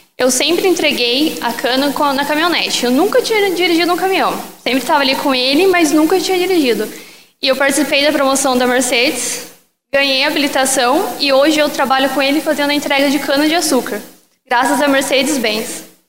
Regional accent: Caçapava, São Paulo, Brazil; eu sou de Caçapava, São Paulo.

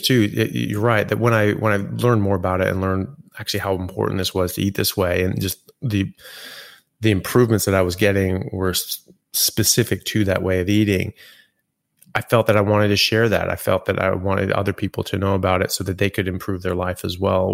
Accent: California, United States; also born or lived in Europe / England; now in Australia; I grew up in California and then have lived pretty much everywhere since then, all over U S and in Europe and now Australia

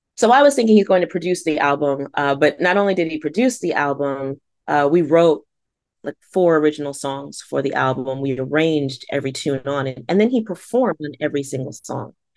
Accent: Stratford, Connecticut, United States; I grew up in Fairfield County, and I, I do wanna recognize that, um, growing up in Stratford

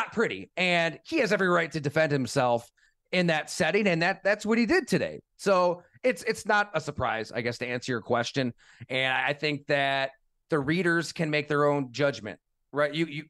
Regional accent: New York, United States; and I grew up here in Western New York, whenever the Bills were looking for a head coach, it was not a destination, right?

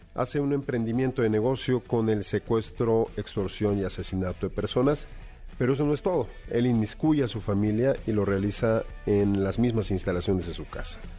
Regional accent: Mexico; nosotros como mexicanos

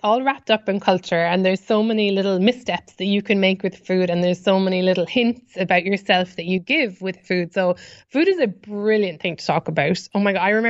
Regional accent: Ireland; accent: Irish; moved away as an adult; now in New York, United States; as an Irish person, we really communicate in small talk

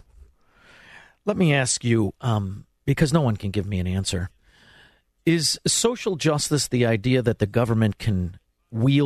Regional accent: Chicago, Illinois, United States; now in Florida, United States; I'm from Chicago. We don't speak well

